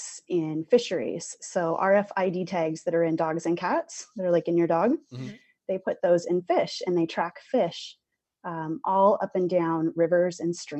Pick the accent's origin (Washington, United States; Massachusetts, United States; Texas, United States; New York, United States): Washington, United States; Seattle; moved away as an adult; now in Boise, United States; I'm originally from the Seattle area and lived there my whole entire life